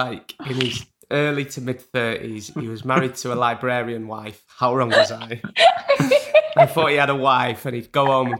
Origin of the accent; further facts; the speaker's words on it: Burnley, North West England, United Kingdom; It's called Burnley, a town in Lancashire.